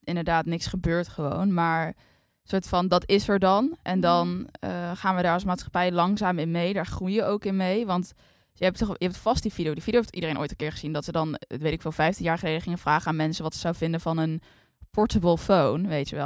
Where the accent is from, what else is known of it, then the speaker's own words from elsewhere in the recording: Netherlands; wij zijn allebei opgegroeid in Nederland